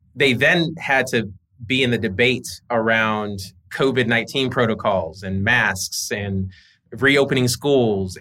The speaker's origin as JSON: {"language": "English", "region": "Georgia", "country": "United States", "tie": "born or raised there", "said": "I was raised in Georgia"}